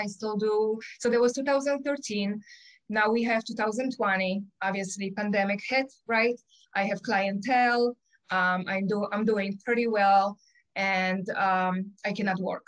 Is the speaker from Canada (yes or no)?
no; Poland; English is a second language; moved away as an adult; now in Michigan, United States; I have an accent. I was born in Poland. I came here when I was 20, almost 21